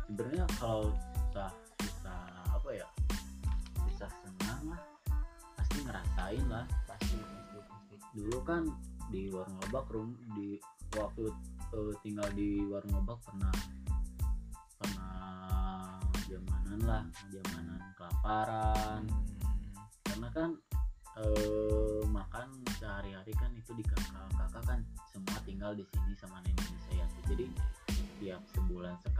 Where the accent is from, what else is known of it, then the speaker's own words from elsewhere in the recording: Ciwidey, West Java, Indonesia; born there; Jadi dulu saya lahir di Ciwidey sebelum uh, pindah ke Global